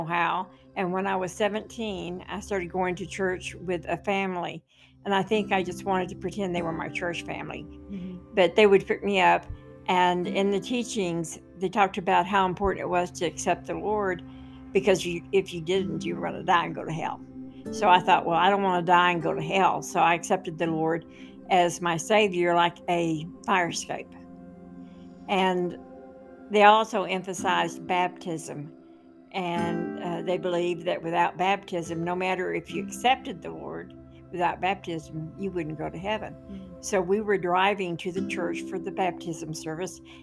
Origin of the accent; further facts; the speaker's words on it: Oklahoma City, Oklahoma, United States; I was growing up in South Oklahoma City, and my parents never went to church